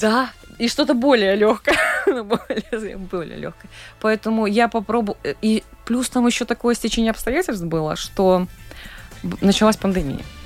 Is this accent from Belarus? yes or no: no; Daugavpils, Latgale, Latvia; в моем родном городе, в Даугавпилсе